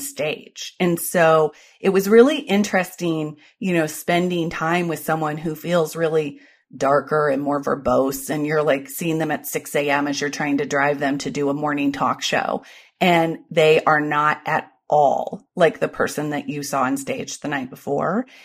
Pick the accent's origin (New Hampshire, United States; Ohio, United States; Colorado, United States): Ohio, United States; I was born in Ohio